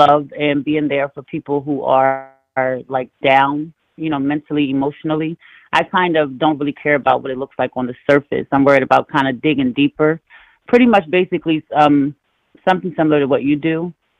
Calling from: Maryland, United States; I'm calling from Maryland.

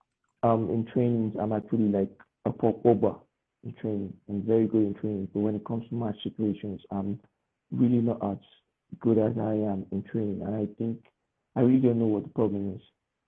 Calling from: Nigeria; I'm 15 years old, but I'm coming from Nigeria.

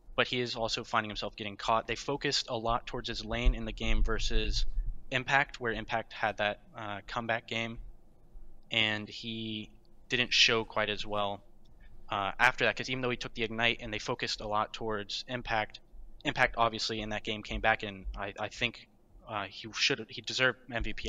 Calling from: Fairfax, Virginia, United States; calling from Fairfax, Virginia right now, currently on campus

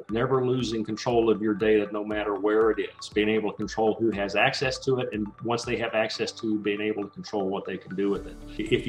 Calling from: Dallas, Texas, United States; I'm in the Dallas, Texas area.

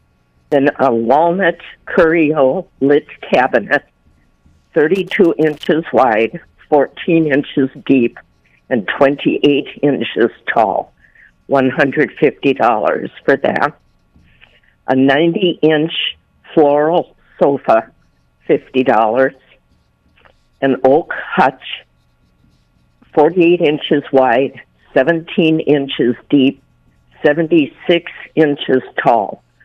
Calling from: Buffalo, New York, United States

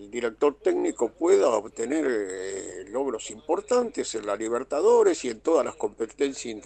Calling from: Tucumán, Argentina; Hola muchachos, buenas noches. … de Tucumán.

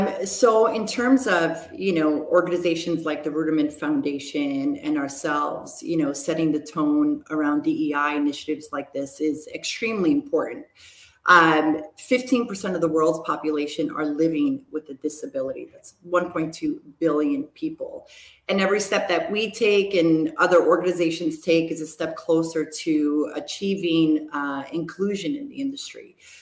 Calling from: New York, United States; I'm dialing in from New York, out in Rockland County, which is we're headquartered in New York City.

